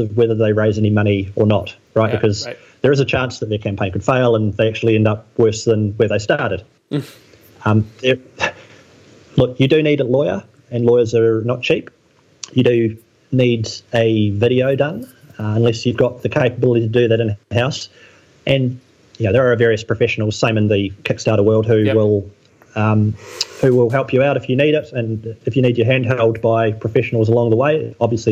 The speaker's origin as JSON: {"language": "English", "country": "New Zealand", "tie": "born or raised there", "said": "I grew up in New Zealand, which is a little corner of the world, which is very beautiful"}